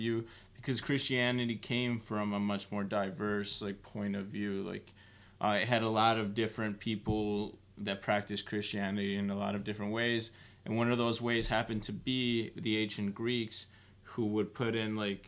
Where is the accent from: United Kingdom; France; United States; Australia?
United States; Chicago, Illinois; I'm from Chicago